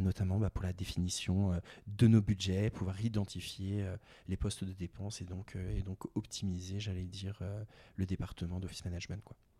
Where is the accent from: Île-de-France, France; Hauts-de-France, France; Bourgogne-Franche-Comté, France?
Île-de-France, France; Val-d'Oise; moved away as an adult; also born or lived in Réunion; j'ai grandi, euh, grandi dans le Val d'Oise